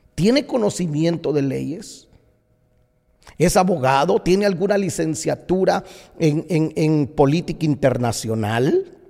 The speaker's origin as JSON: {"language": "Spanish", "country": "Guatemala", "tie": "born or raised there", "moved": "as an adult", "lives_now": "United States", "said": "el país que me vio nacer, que me dio tanto, me dio tanto. Por 22 años viví en Guatemala"}